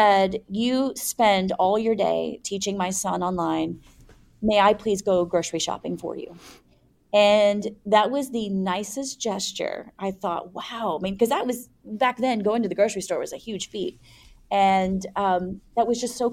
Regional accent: United States; I am from an American culture where you don't kiss somebody on the cheeks in a professional setting

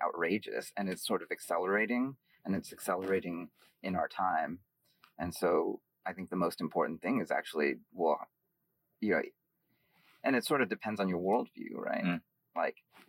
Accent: San Francisco Bay Area, California, United States; growing up in San Francisco Bay Area

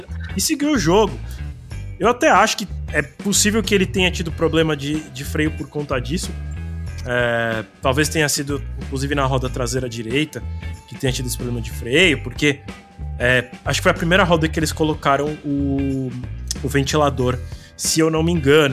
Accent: Brazil; a gente também como brasileiro

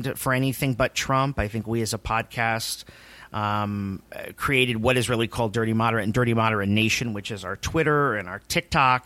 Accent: Miami, Florida, United States; moved away; also born or lived in New York; I'm originally from Miami

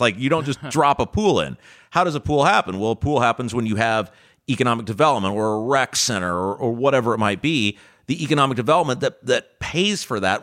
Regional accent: Brownsburg, Indiana, United States; I was looking at my hometown and Brownsburg was the sort of town

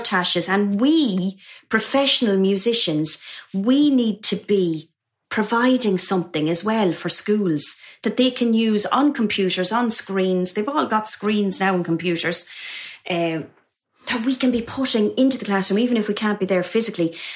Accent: Mullingar, Westmeath, Ireland; moved away as an adult; now in London, United Kingdom; in a convent in my hometown of Mullingar in Ireland.

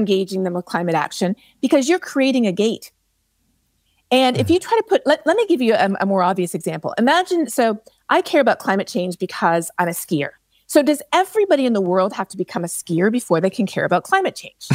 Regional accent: Canada; I am Canadian

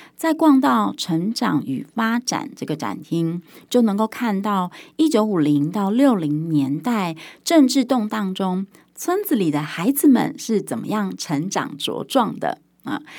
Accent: Taiwan; 那身为台湾人的我

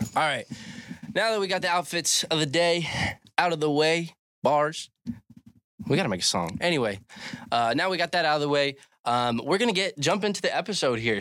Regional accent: Cecil County, Maryland, United States; moved away as an adult; also born or lived in Texas; I am originally from Cecil County, Maryland, A K A Cecil Tucky, little redneck town

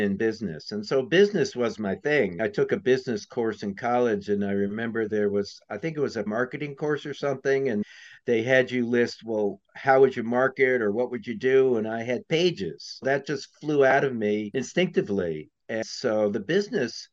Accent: New York, United States; moved away as an adult; also born or lived in California; I grew up in New York. I lived on the address that people die for.

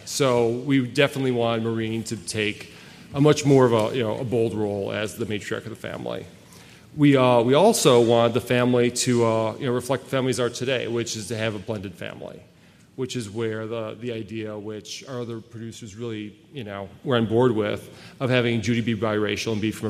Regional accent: Wisconsin, United States; he thought we would get along because we're both from Wisconsin. People from Wisconsin all get along, which is true.

